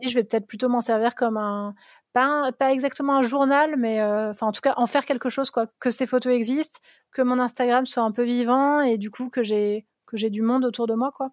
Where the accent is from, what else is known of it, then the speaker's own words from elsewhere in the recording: Vosges, Grand Est, France; J'ai grandi dans les Vosges